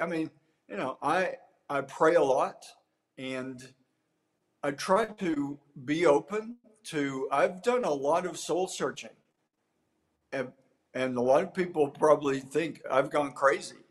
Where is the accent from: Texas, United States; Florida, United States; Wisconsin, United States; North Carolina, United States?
Texas, United States; East; also born or lived in Tyler, Texas; East Texas has always been my home